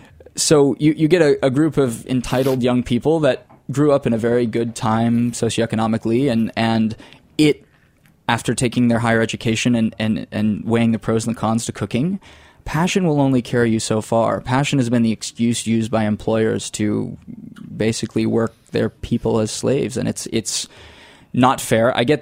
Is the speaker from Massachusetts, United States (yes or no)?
no; Florida, United States; I come from the panhandle, so the lower Alabama part of Florida, Redneck Riviera. I didn't suppress my accent intentionally. It just kind of happened from moving around the world a little bit as I did during and after school.